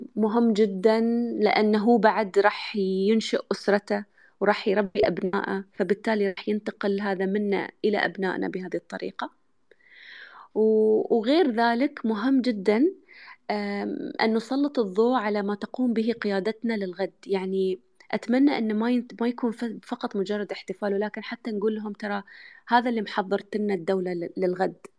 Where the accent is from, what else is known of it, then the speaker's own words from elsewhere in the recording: United Arab Emirates; اني انا يعني اماراتيه